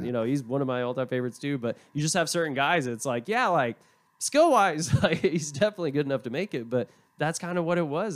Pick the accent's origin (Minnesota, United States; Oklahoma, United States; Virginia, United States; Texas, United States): Oklahoma, United States; Tulsa; now in Shreveport, United States; I'm from Tulsa originally